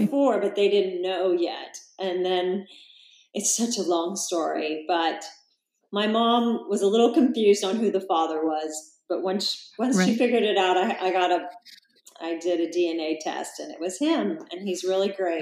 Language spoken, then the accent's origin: English; Salina, Kansas, United States; moved away as an adult; now in Encinitas, United States; I actually grew up in a town called Salina, that's about three hours from Kansas City